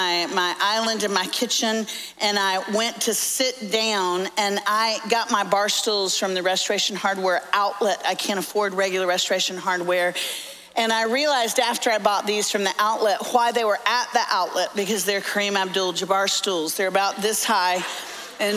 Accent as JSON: {"language": "English", "town": "Orlando", "region": "Florida", "country": "United States", "lives_now": "Nashville, United States", "said": "I'm actually from Orlando, so I'm a Florida fan. Lived in Tennessee for 30 years, which is why I sound like I was raised in a barn now."}